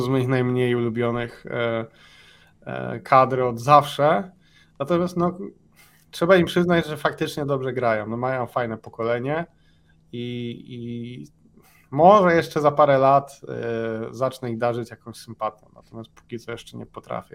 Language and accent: Polish; Poland; moved away; jestem z Polski